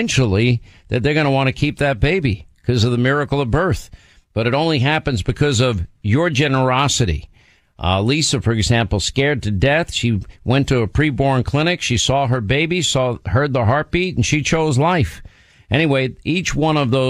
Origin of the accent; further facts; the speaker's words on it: New York, United States; I'm from New York.